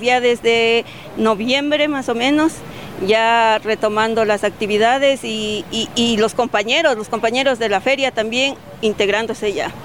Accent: Latacunga, Cotopaxi, Ecuador; venimos de la Tacunga, estamos al pie de los Ilinizas en un sitio que se llama Tuacaso

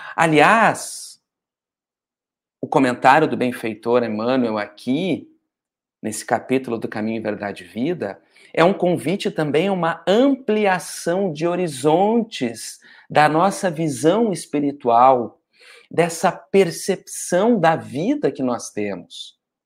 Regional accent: Porto Alegre, Rio Grande do Sul, Brazil; now in Rio de Janeiro, Brazil; Eu também sou de Porto Alegre, mas estou morando no Rio de Janeiro

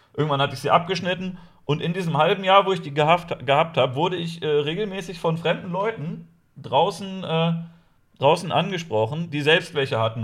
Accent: Lower Saxony, Germany; Ich komme eigentlich aus, äh, aus Niedersachsen

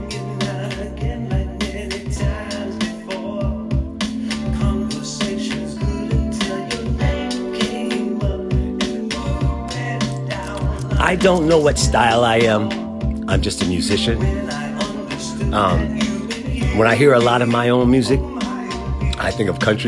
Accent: Philadelphia, Pennsylvania, United States; as a black man growing up in Philadelphia

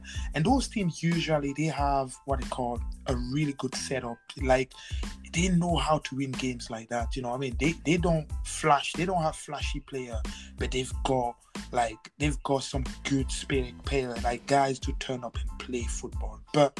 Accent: Scotland, United Kingdom; As a Scottish guy, I was hoping for you to come out blazing.

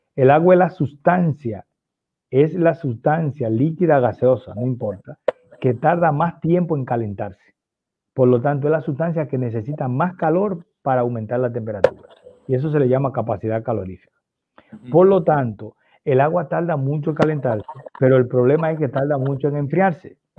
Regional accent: Puerto Rico; Nosotros somos de Puerto Rico

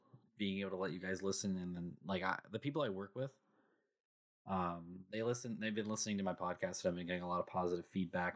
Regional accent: Canada; I'm Canadian.

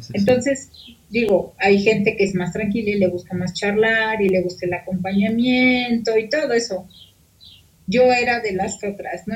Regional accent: Mexico; los mexicanos somos muy dados

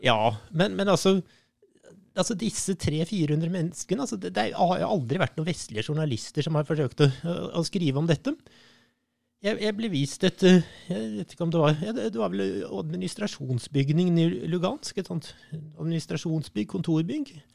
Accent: Norway; jeg er historiker fra Norge

